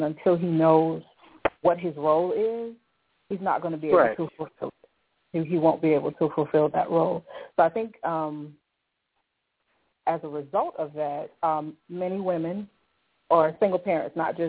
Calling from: South Carolina, United States; I'm calling in South Carolina.

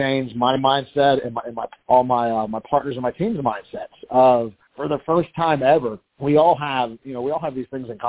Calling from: Baton Rouge, Louisiana, United States; I'm calling from Baton Rouge, Louisiana this morning.

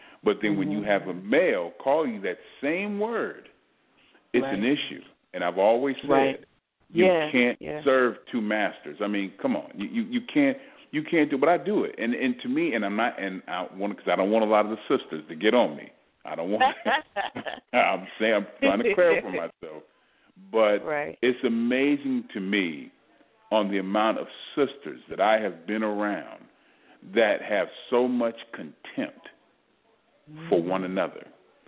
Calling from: Texas, United States; I'm calling from Texas.

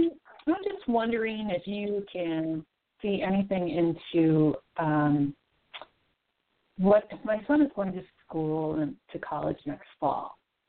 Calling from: Minnesota, United States; from Minnesota.

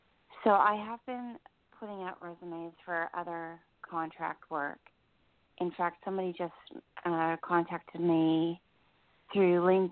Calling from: New Jersey, United States; I'm in New Jersey.

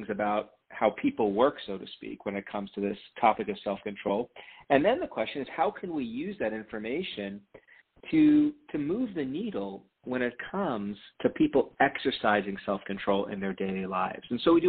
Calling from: Ann Arbor, Michigan, United States; I'm calling from Ann Arbor

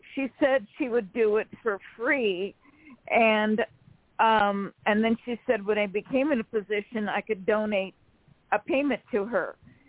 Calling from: California, United States; from California.

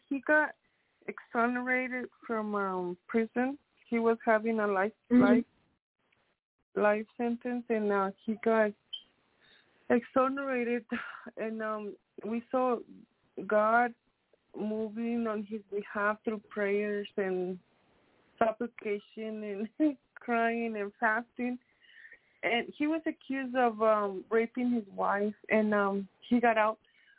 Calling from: Colorado, United States; from Colorado.

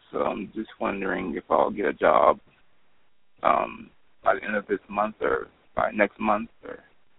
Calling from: Houston, Texas, United States; I'm calling from Houston, Texas.

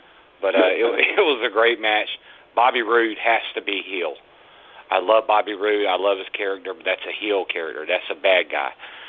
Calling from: Raleigh, North Carolina, United States; … from Raleigh. How are y'all tonight?

